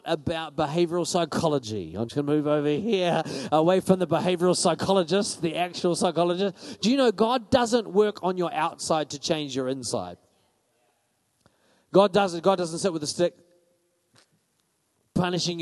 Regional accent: Paraparaumu, Wellington, New Zealand; I'm from Paraparaumu.

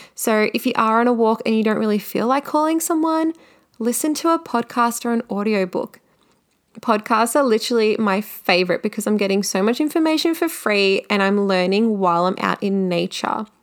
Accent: Melbourne, Victoria, Australia; I am from Melbourne

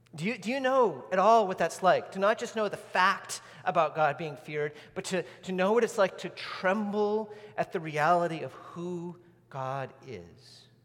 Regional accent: New England, United States; when I was a kid growing up in New England

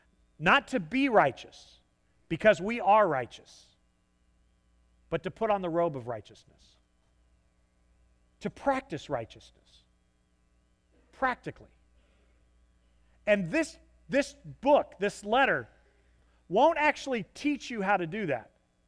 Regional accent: the South, United States; I am a Southerner, like it or not. Sorry.

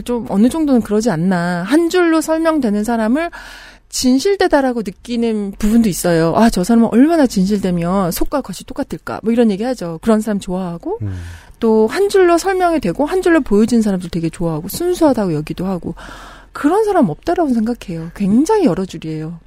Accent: South Korea; moved away; also born or lived in abroad (unspecified) / Jeju; 저는 어린 시절을 한국에서 살다가 외국에 살다가 한국으로 들어온 지 좀 됐는데

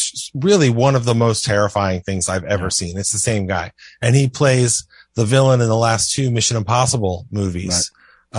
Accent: United States; Arthur's legend is as much a legend for us as Americans as it is.

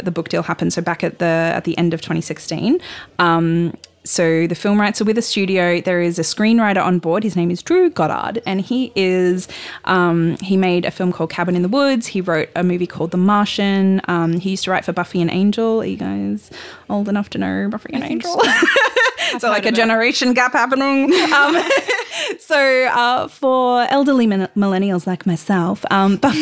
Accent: Sunshine Coast, Queensland, Australia; I grew up on the Sunshine Coast

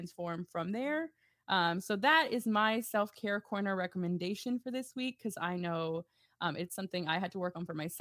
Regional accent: Grand Prairie, Texas, United States; also born or lived in Dallas; I grew up on Tasty Ice. Shout out to all my GP people.

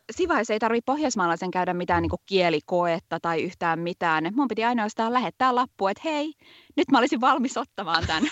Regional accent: Vantaa, Uusimaa, Finland; moved away as an adult; also born or lived in England; now in Sweden; Mä oon Vantaalta alun perin kotoisin

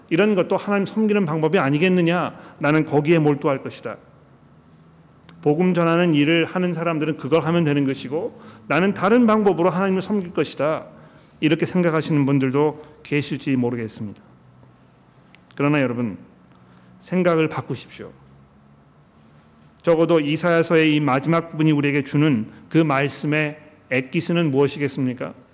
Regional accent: South Korea; now in Sydney, Australia; 우리는 한국 사람들이고 한국어가 편한

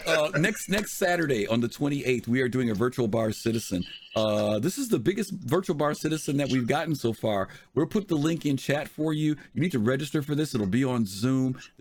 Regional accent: Chicago, Illinois, United States; I'm from Chicago

